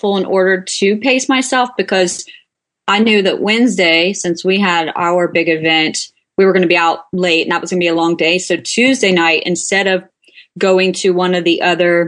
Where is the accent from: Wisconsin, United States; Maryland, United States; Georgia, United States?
Georgia, United States; I'm even from Georgia and not a city girl